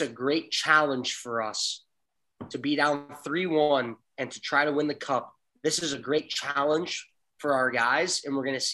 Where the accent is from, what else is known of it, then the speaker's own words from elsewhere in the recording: Florida, United States; I'm from Florida